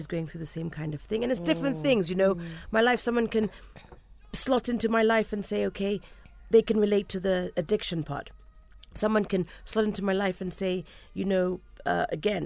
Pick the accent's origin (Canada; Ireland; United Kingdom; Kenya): Kenya; Just being a Kenyan